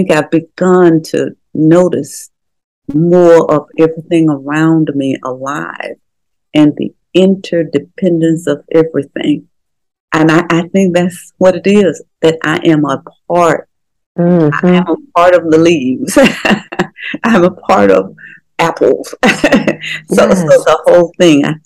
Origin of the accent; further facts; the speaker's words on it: Memphis, Tennessee, United States; also born or lived in Mississippi; I was born in Mississippi and my folk were sharecroppers. But when we moved, even when we moved to Memphis, there was still some going to the field stuff